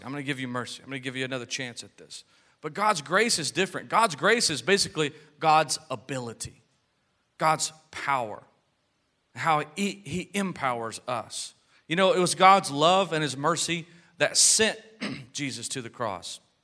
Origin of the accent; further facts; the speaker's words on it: United States; we're American citizens, and I'm proud to be an American